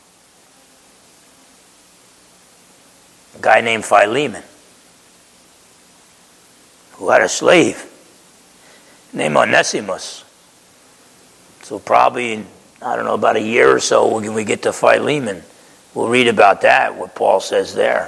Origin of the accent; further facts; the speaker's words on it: Essex County, New Jersey, United States; also born or lived in East Orange, New Jersey; I grew up in Essex County, New Jersey, spent my first few years in East Orange